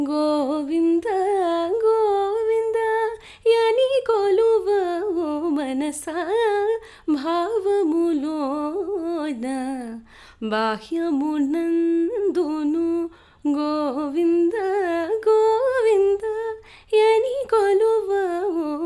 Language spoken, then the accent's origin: Telugu; South India, India; మన్ నేను south Indian కాబట్టి నేను కర్ణాటిక్ మ్యూజిక్కే నేర్చుకుంటూ పెరిగాను